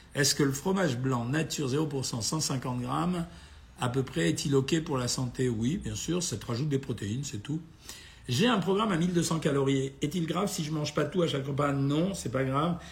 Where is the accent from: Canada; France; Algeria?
Algeria; Oran, Oran Province; moved away; moi-même, je suis né à Oran